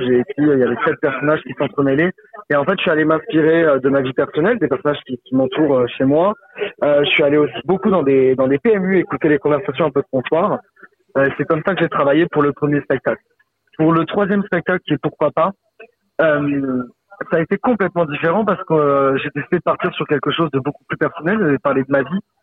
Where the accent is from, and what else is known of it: Saint-Laurent-de-la-Salanque, Occitania, France; born or raised there